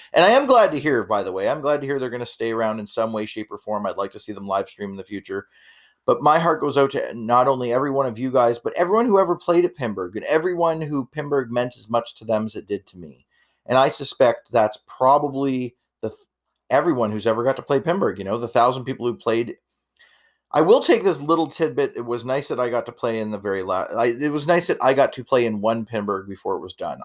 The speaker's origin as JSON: {"language": "English", "country": "Canada", "said": "I'm Canadian"}